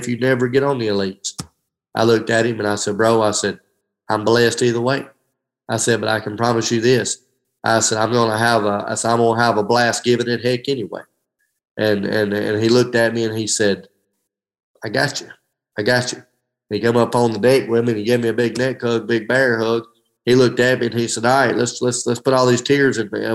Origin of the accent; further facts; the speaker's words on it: Hamilton, United States; my hometown of Hamilton